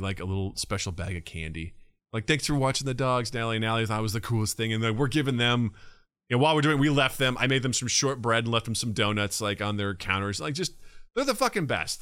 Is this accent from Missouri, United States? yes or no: yes; Kirksville, Missouri, United States; moved away as an adult; growing up in Kirksville, I mean, I kinda knew our neighbors